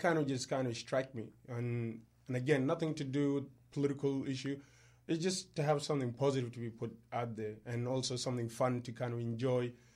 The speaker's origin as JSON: {"language": "English", "country": "South Sudan", "moved": "yes", "lives_now": "Australia", "said": "I'm from South Sudan"}